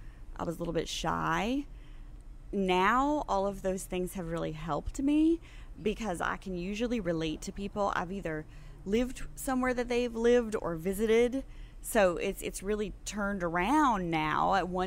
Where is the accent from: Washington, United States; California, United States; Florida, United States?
California, United States; born there; I was born in California. I've lived all over. Couple of foreign countries